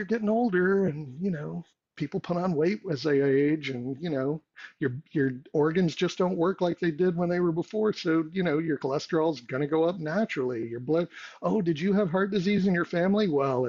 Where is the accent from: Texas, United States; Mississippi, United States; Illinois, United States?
Texas, United States; I grew up in Texas